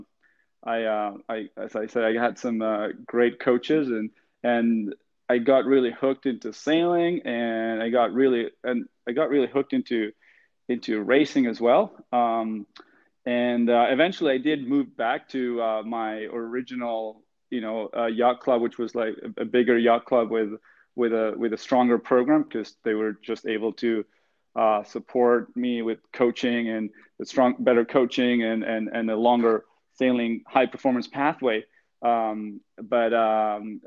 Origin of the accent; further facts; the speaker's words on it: Argentina; now in Halifax, Canada; so I grew up in Argentina in a, I would say a sailing family